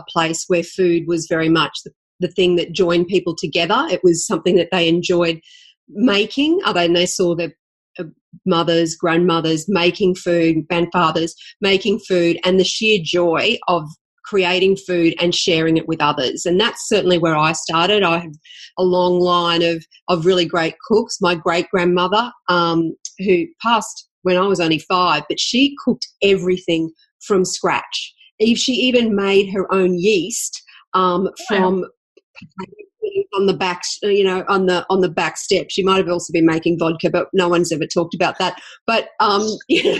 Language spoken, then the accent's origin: English; Toowoomba, Queensland, Australia; now in Brisbane, Australia; I grew up in Toowoomba, and I moved to Brisbane